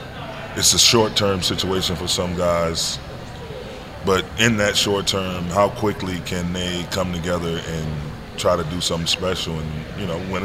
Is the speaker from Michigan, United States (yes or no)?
yes; Saginaw, Michigan, United States; I'm from Michigan originally. The rich history of basketball within that state. Being from the city of Saginaw and all the great players I saw coming up from Saginaw to Flint, Detroit, Grand Rapids, Kalamazoo, guys all over that state